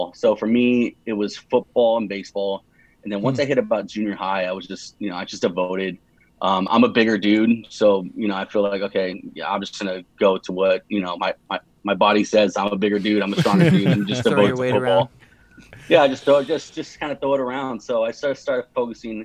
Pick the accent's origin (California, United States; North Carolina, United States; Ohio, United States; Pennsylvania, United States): California, United States; Los Angeles; grew up in the San Fernando Valley, city called Canoga Park